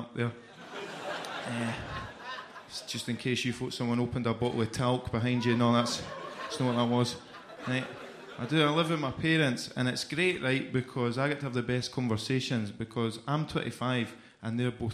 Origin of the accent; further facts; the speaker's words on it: Edinburgh, Scotland, United Kingdom; moved away; May have noticed by my accent, I'm not from here. I'm from Edinburgh